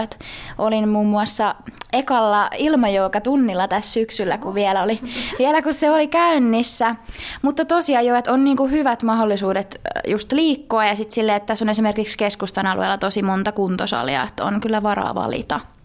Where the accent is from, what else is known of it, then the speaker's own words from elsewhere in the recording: Seinäjoki, South Ostrobothnia, Finland; also born or lived in Jyväskylä; now in Joensuu, Finland; on itse siis Seinolta kotosi